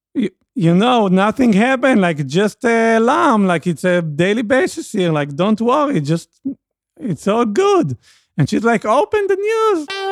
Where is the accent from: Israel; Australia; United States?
Israel; English is a second language; I'm from Israel